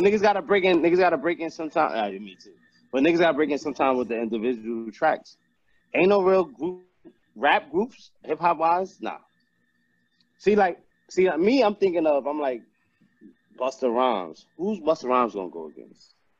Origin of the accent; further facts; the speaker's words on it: New York, United States; I'm from New York